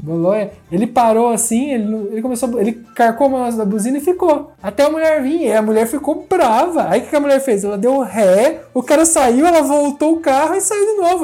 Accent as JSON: {"language": "Portuguese", "country": "Brazil", "moved": "yes"}